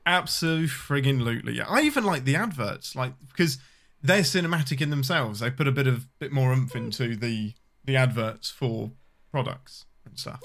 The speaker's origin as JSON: {"language": "English", "region": "England", "country": "United Kingdom", "said": "I'm your Englishman"}